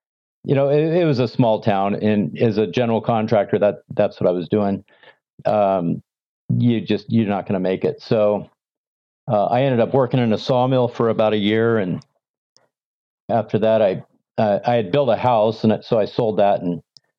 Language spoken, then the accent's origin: English; Walnut Creek, California, United States; moved away as an adult; also born or lived in Montana / Sacramento, California; now in Idaho, United States; Walnut Creek, California. It's the East Bay Area.